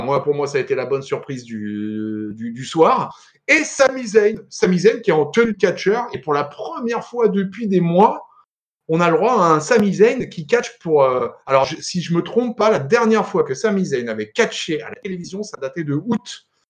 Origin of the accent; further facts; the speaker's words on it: France; nous on est français